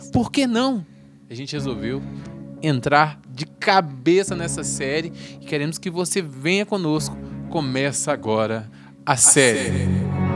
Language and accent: Portuguese; Minas Gerais, Brazil; eu e …, que nós somos de Minas